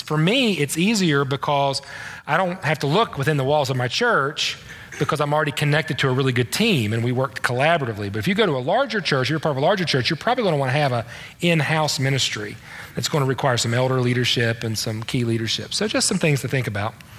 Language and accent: English; the East, East Coast, United States; I'm from the East